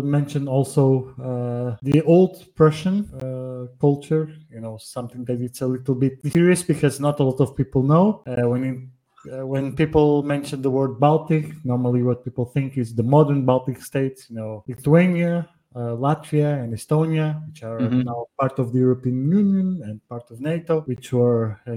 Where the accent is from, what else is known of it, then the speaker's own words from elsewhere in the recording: Portugal; moved away as an adult; also born or lived in Northern Poland; now in Poland; I'm originally from Portugal, but I live in Northern Poland